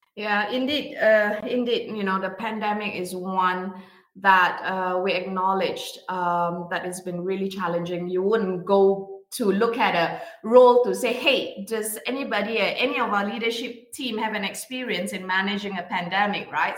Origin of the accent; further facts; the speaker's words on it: Singapore; now in Bonn, Germany; I am originally from Singapore, but I work in Germany in the beautiful Bonn area near Cologne